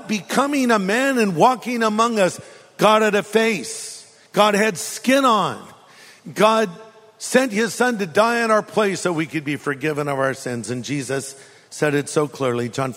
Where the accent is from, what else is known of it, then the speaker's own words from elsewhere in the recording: California, United States; I'm from California